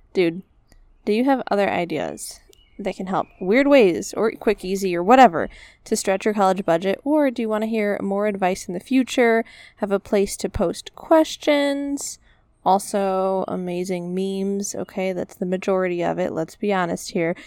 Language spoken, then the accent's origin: English; United States; I'm an American